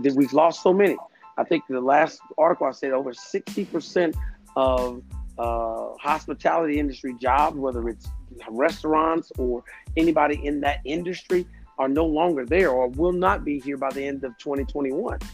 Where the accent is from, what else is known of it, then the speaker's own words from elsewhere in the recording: Louisville, Kentucky, United States; I'm originally from Louisville, Kentucky